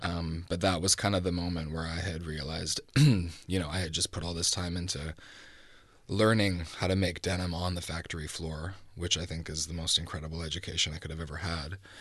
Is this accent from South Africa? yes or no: no; Vancouver, British Columbia, Canada; also born or lived in Toronto; I was born in Toronto, but I grew up in Vancouver, so I do identify as a West Coaster